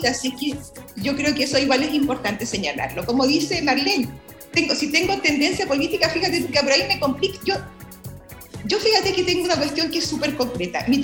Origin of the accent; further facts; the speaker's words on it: Chihuahua, Mexico; Bueno, decir que yo soy de Chihuahua, que ahora comprendo, ¿no? Ese 5%.